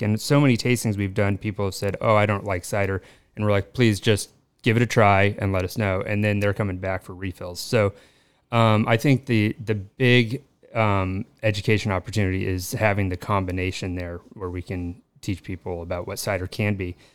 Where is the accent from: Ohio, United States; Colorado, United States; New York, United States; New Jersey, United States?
Colorado, United States; moved away as an adult; now in Los Angeles, United States; I'm from Colorado. Uh, grew up on a dairy farm there